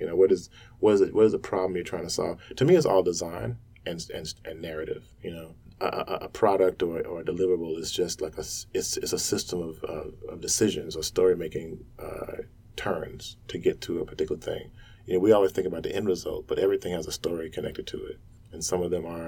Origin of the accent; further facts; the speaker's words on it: the South, United States; I grew up in the South in the sticks, like, in the dark, in the woods